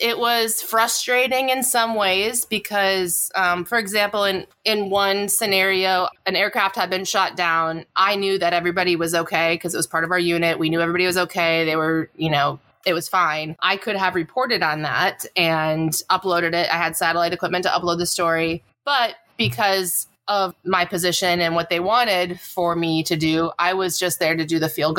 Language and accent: English; Minnesota, United States; I'm from Minnesota.